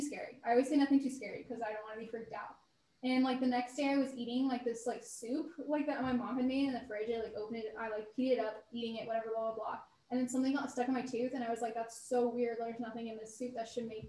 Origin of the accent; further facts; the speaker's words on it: the Bay Area, California, United States; The Bay Area.